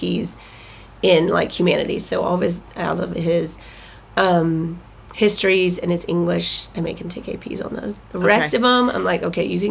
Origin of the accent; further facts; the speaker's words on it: Austin, Texas, United States; moved away; also born or lived in Michigan; I grew up in Austin